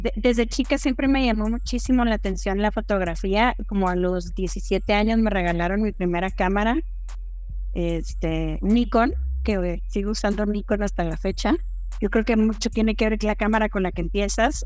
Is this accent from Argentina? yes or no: no; Ciudad Juárez, Chihuahua, Mexico; moved away as an adult; now in Mexico City, Mexico; Soy de Ciudad Juárez, Chihuahua, pero vivo en la Ciudad de México ya desde hace muchos años. Este, me vine a estudiar la carrera y ya me quedé acá.